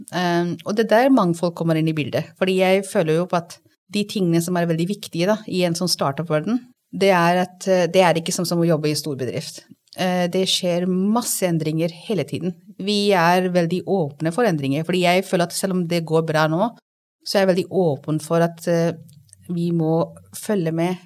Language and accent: Norwegian; Delhi, India; Norwegian is a second language; moved away as an adult; now in Norway; Jeg er født og oppvokst i India, i Delhi.